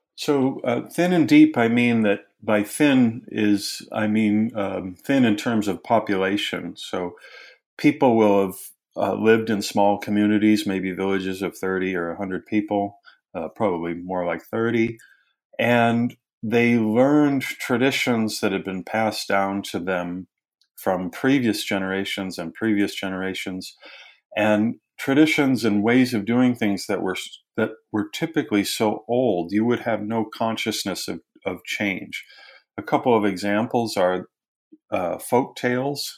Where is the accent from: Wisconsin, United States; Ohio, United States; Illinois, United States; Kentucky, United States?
Wisconsin, United States; also born or lived in England / London / Durham / Bristol; now in Knoxville, United States; I'm originally from Wisconsin